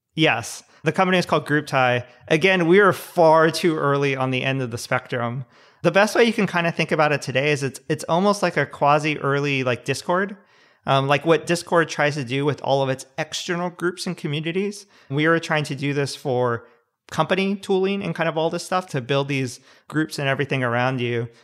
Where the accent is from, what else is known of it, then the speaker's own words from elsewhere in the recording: Southern California, United States; also born or lived in San Luis Obispo / Palo Alto; I grew up in Southern California